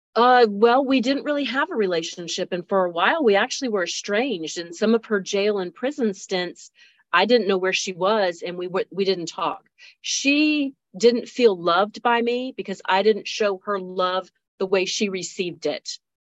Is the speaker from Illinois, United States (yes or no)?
no; Pamlico County, North Carolina, United States; I'm from Pamlico County